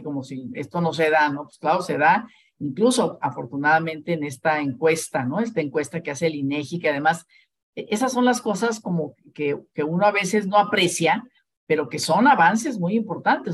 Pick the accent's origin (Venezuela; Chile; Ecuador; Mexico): Mexico; Ciudad Obregón, Sonora; moved away as an adult; now in Mexico City, Mexico; yo soy de Ciudad Obregón, Sonora